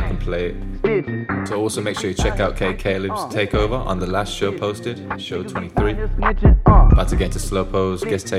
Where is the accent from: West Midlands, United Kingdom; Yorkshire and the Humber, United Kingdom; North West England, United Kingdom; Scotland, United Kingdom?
West Midlands, United Kingdom; Birmingham; my hometown Birmingham